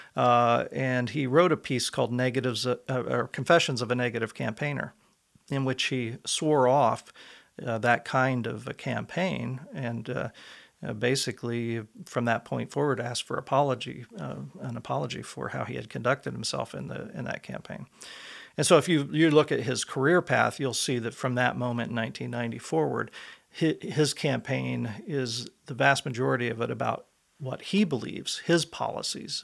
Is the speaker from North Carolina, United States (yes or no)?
no; Elwood, Indiana, United States; moved away as an adult; also born or lived in Washington, D.C.; I was, uh, born and raised in Elwood, Indiana, a small town